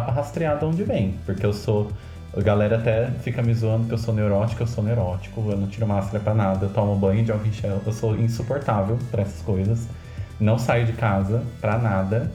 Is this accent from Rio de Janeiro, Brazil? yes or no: no; Botucatu, São Paulo, Brazil; eu sou de Botucatu e aqui é a cidade